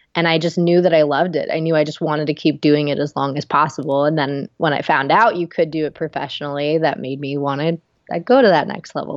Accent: Ohio, United States; moved away as an adult; also born or lived in Knoxville; we grew up together in Ohio

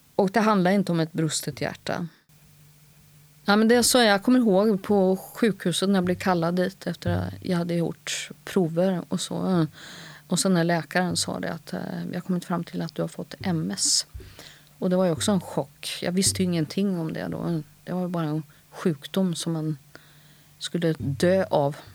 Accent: Sweden; sökte in till scenskolan hemma i Sverige

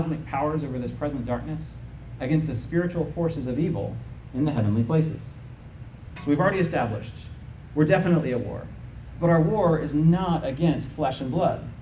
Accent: United States; as an American citizen

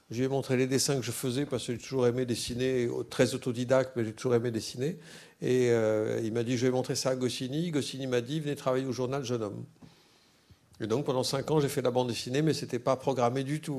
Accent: Tours, Centre-Val de Loire, France; born there; je suis né à Tours

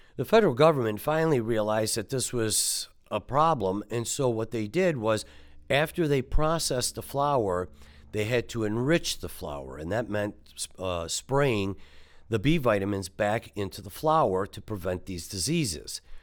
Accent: Detroit, Michigan, United States; growing up in Detroit

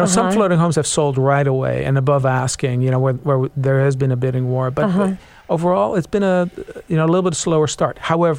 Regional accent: Netherlands; now in Seattle, United States; I was raised in the Netherlands, kind of a seafaring nation.

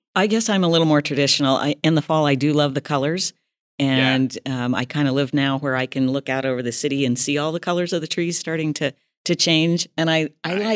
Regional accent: Chinook, Montana, United States; now in Billings, United States; I am a native of Montana. I was born and raised in Chinook

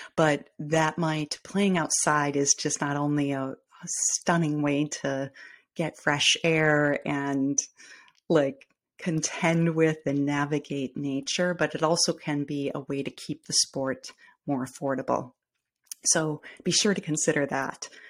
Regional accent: Midwest, United States; accent: Midwestern; I am in the Midwest

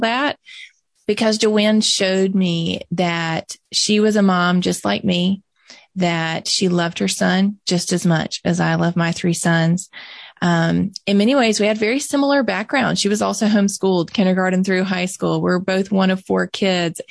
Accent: Mississippi, United States; I'm born and raised in Mississippi.

